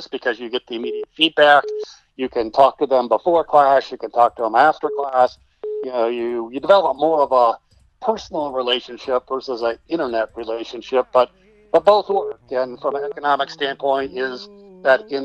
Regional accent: Texas, United States; I'm being a Texan

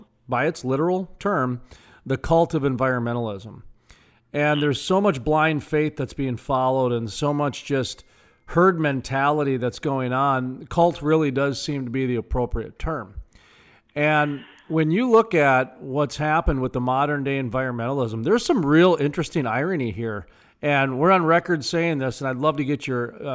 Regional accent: North Dakota, United States; I'm from North Dakota, where we've got, I think, the cleanest air in the nation, and 70 to 90% of our state's powered by coal.

